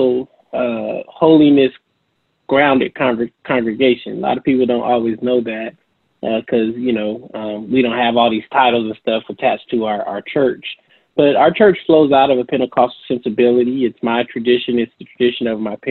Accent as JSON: {"language": "English", "town": "San Francisco", "region": "California", "country": "United States", "tie": "born or raised there", "also_born_or_lived": "Durham, North Carolina", "said": "a native San Franciscan"}